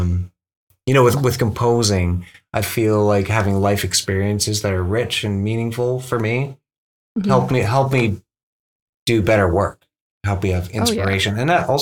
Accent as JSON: {"language": "English", "town": "Powell River", "region": "British Columbia", "country": "Canada", "tie": "born or raised there", "said": "I grew up in Powell River, which is a small town"}